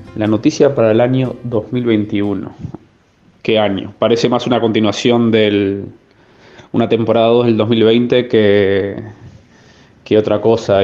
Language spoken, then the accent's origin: Spanish; Uruguay; moved away; nosotros que somos uruguayos y estamos acostumbrados a vivir con tasas de inflación altas